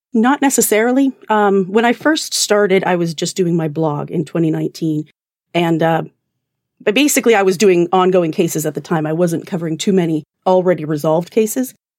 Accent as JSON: {"language": "English", "region": "Alberta", "country": "Canada", "tie": "born or raised there", "accent": "Canadian", "moved": "yes", "lives_now": "New Jersey, United States", "said": "I'm actually originally Canadian. Um, I grew up in Alberta, but I've lived in New Jersey for the past, uh, twenty years, so it's probably a weird amalgamation."}